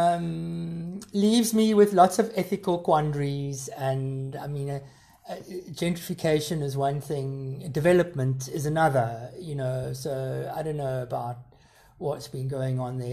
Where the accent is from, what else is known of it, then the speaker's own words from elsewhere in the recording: South Africa; growing up in South Africa